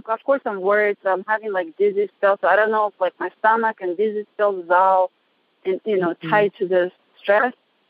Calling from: Reno, Nevada, United States; I'm calling from Reno.

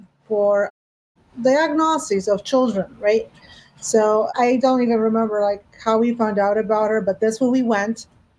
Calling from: New York, United States; I am calling in from New York.

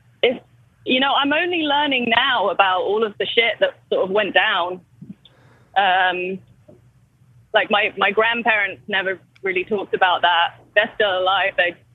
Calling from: London, United Kingdom

